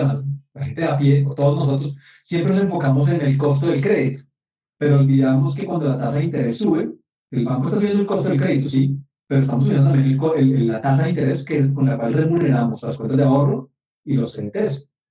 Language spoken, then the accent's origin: Spanish; Colombia; no lo producimos en Colombia